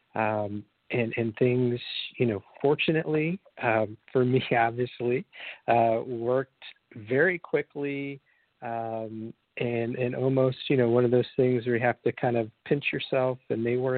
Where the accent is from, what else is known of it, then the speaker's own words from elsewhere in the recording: Michigan City, Indiana, United States; my hometown of Michigan City, Indiana, where I grew up